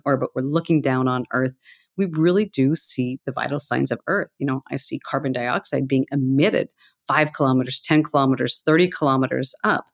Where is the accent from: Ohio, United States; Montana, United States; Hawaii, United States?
Montana, United States; I grew up in Montana